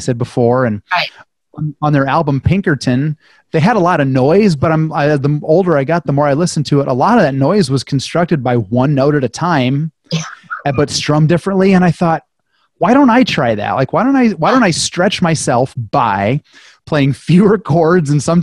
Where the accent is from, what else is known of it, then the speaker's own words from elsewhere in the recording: Fort Dodge, Iowa, United States; moved away as an adult; also born or lived in Waterloo; I'm from Fort Dodge